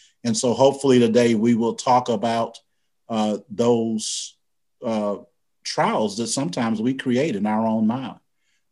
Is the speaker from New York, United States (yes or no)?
no; University City, Missouri, United States; I was born and raised in St. Louis, Missouri.